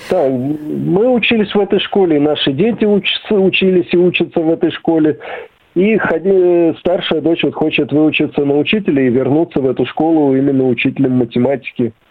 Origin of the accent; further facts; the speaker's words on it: Serpukhov, Moscow Oblast, Russia; also born or lived in Malakhovka / Sergiev Posad; now in Beloomut, Russia; я родом из Серпухова